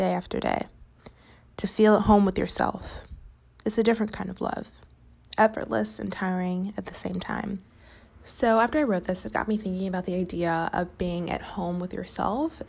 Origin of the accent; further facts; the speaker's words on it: Chicago, Illinois, United States; moved away as an adult; now in Los Angeles, United States; I live in LA, but I'm from Chicago